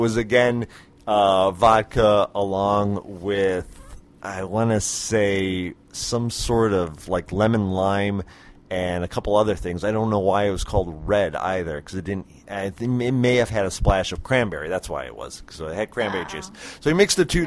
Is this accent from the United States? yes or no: yes; Phoenix, Arizona, United States; Phoenix. really? So am I.